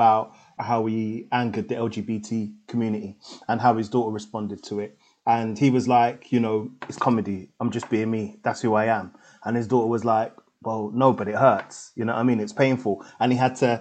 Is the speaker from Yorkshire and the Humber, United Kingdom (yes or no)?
no; London, United Kingdom; I grew up in Tottenham.